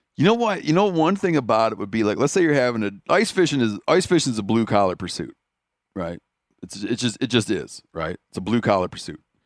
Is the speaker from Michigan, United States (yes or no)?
yes; Michigan, United States; moved away; when I grew up in Michigan, at first, for most of my life that I lived there